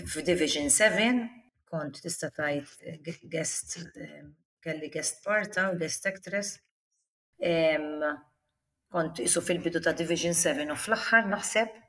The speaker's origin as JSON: {"language": "Maltese", "country": "Malta", "tie": "born or raised there", "also_born_or_lived": "Australia"}